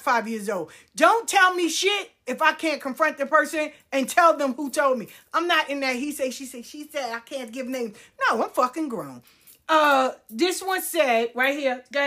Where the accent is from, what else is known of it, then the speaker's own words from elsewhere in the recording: New York City, New York, United States; I grew up in South Jamaica